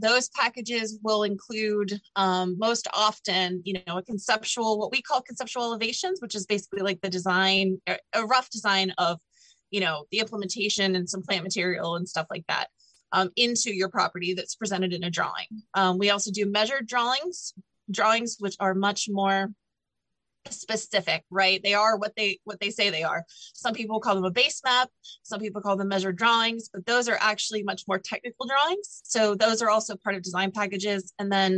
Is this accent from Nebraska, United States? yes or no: no; Pittsburgh, Pennsylvania, United States; moved away as an adult; also born or lived in Los Alamos, New Mexico / the South; born and raised in Pittsburgh, but I've lived all over the country. Some time in the South, some time out in the Southwest. I lived in Los Alamos, New Mexico for 4 years.